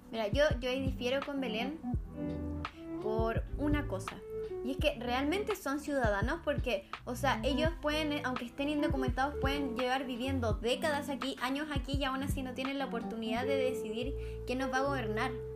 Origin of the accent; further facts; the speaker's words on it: Chile; yo tengo como chilena, nacida en Chile